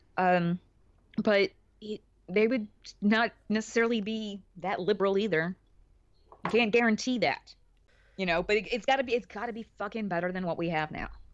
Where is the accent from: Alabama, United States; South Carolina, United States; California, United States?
Alabama, United States; where I grew up in Alabama, actually had a pretty sizable Catholic population.